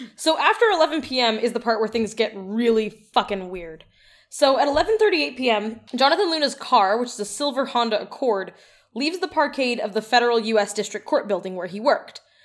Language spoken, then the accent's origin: English; Edmonton, Alberta, Canada; As a child growing up in Edmonton